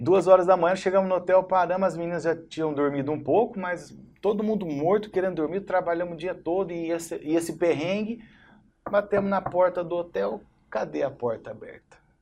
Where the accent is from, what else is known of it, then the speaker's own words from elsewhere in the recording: Barretos, São Paulo, Brazil; also born or lived in São José do Rio Preto; eu sou de Barreto, assim, de Barreto desde essa dessa idade de três anos